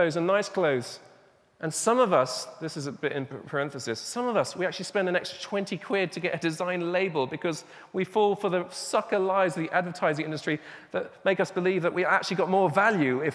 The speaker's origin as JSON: {"language": "English", "region": "England", "country": "United Kingdom", "also_born_or_lived": "Burundi", "said": "I'm speaking as an Englishman"}